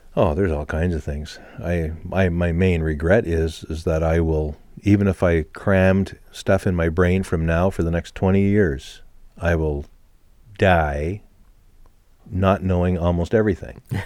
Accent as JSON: {"language": "English", "country": "Canada"}